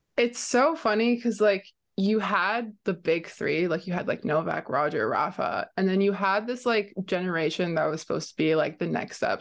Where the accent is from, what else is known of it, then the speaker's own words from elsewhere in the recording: Romania; now in Canada; I'm from Romania